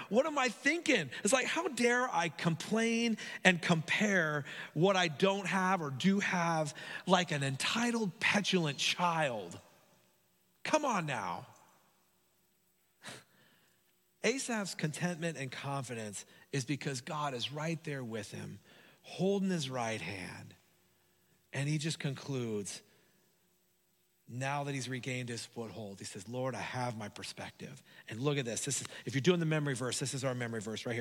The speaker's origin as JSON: {"language": "English", "town": "Hayward", "region": "California", "country": "United States", "tie": "born or raised there", "said": "I grew up in Hayward, like San Lorenzo area"}